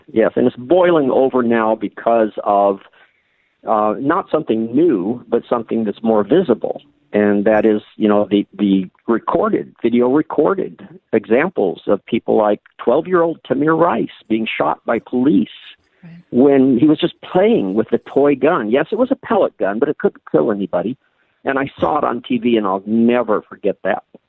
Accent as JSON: {"language": "English", "town": "Sioux Falls", "region": "South Dakota", "country": "United States", "tie": "born or raised there", "said": "I grew up in Sioux Falls, South Dakota"}